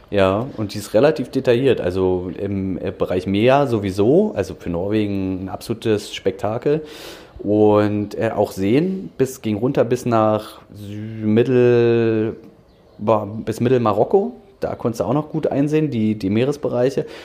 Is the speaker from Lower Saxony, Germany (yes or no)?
no; Dranske, Mecklenburg-Vorpommern, Germany; now in Berlin, Germany; ich bin in Berlin geboren, muss ich ehrlich zugeben, und war dann aber auch einige Jahre ähm, auf Rügen, bin da groß geworden. In Dranske, um genau zu sein.